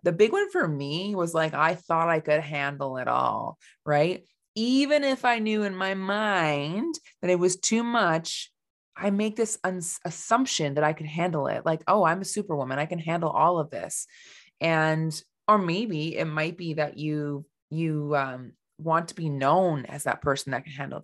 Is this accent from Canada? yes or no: yes; Canada; I am from Canada